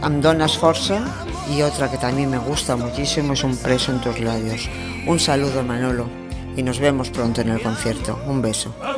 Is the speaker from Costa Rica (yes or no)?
no; Portugal; de Portugal